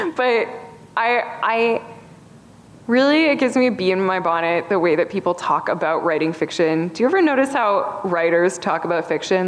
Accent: Canada; also born or lived in Toronto; I'm Canadian

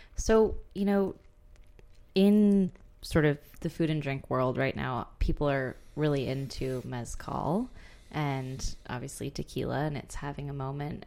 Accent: Austin, Texas, United States; I grew up in Austin, and it's sort of bat central in North America

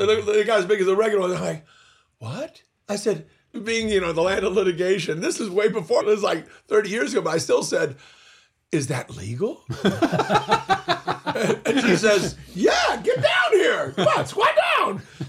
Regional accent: Moreno Valley, California, United States; I grew up out in Riverside County, which was a very agrarian area. And in the area that we actually grew up in, became Moreno Valley.

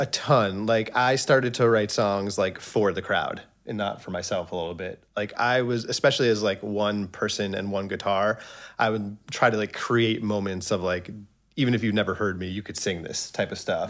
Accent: Long Island, New York, United States; I was born in New York City. Um, I guess I moved to Long Island when I was three or four years old

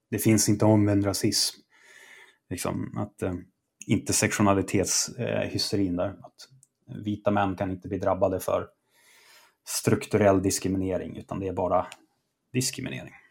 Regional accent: Sweden; jag är svensk och gör det här

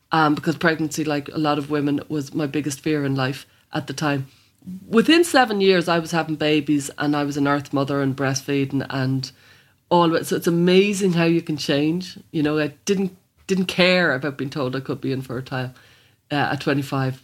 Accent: Dublin, Leinster, Ireland; I'm from Blanchardstown

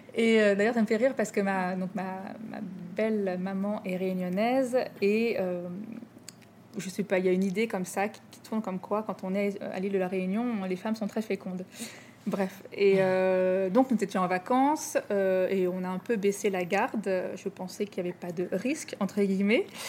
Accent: Rouen, Normandy, France; moved away as an adult; also born or lived in Paris; now in Lyon, France; j'ai grandi à Rouen, en Normandie

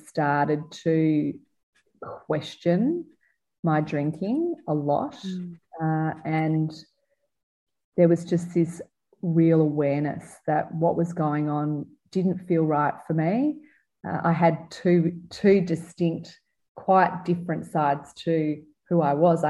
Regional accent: Melbourne, Victoria, Australia; I was a teenager growing up in Melbourne in the 1980s

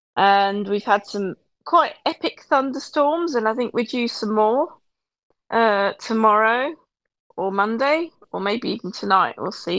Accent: United Kingdom; I'm British.

